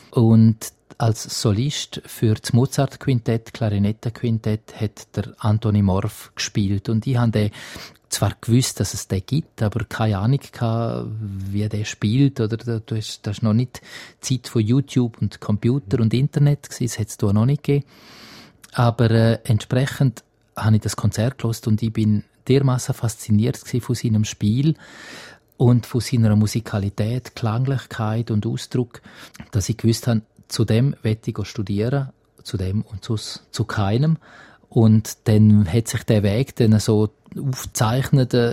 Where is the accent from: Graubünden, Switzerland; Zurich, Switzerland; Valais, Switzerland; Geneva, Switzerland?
Graubünden, Switzerland; Also ich bin ein Landei in dem Sinn und, und ich bin schon in Graubünden daheim, fühle mich ganz stark als Bündner.